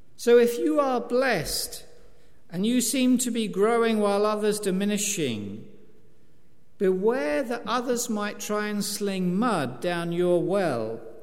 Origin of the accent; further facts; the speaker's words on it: East Anglia, East of England, United Kingdom; I'm an East Anglian